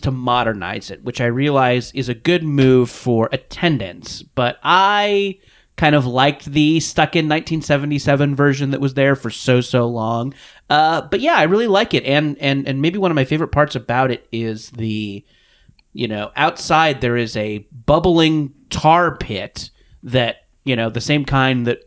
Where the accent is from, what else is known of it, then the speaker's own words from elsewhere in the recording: Orange County, California, United States; I grew up in Orange County, which is maybe an hour south